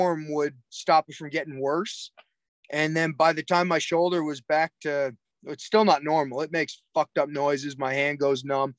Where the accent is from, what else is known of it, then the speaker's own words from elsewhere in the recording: Cape Breton, Nova Scotia, Canada; also born or lived in Alberta; Cape Breton admits we're from Nova Scotia. We're from Cape Breton